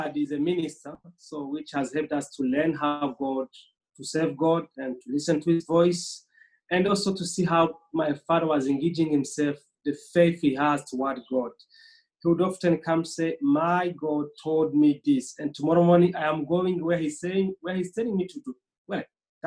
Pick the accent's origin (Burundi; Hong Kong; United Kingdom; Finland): Burundi; I am Burundian, originally from Burundi